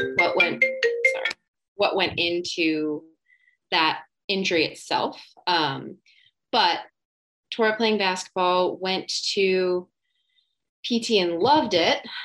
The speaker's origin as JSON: {"language": "English", "region": "New Jersey", "country": "United States", "said": "I'm from New Jersey"}